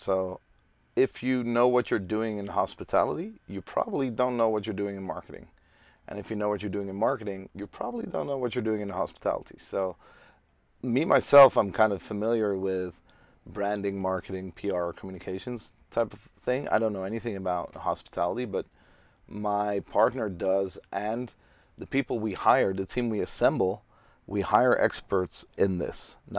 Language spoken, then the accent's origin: English; Amsterdam, North Holland, Netherlands; English is a second language; I'm 35. I'm from Amsterdam.